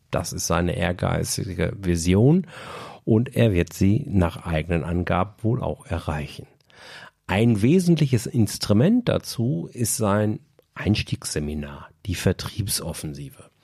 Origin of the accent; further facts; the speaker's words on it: Bochum, North Rhine-Westphalia, Germany; da Bochum auch von Haltern jetzt echt nur ein Katzensprung entfernt ist und zudem eben auch meine Heimatstadt